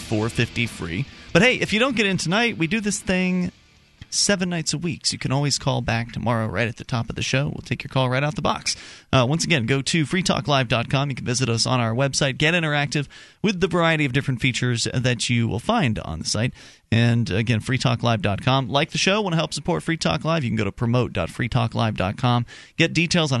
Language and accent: English; Florida, United States; moved away as an adult; now in New Hampshire, United States; I'm from Florida originally